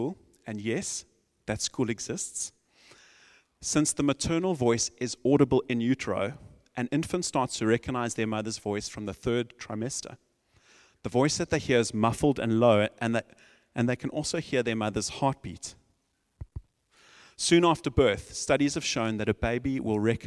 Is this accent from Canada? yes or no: no; South Africa; I'm from South Africa